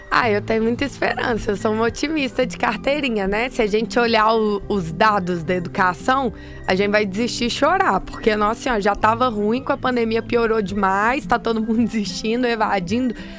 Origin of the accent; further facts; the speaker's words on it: Belo Horizonte, Minas Gerais, Brazil; parece um pouco pelo pelo sotaque, mas eu sou mineira. Eu sou de BH